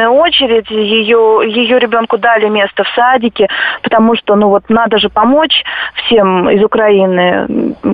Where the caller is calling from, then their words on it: Vladimir Oblast, Russia; вот я из Владимирской области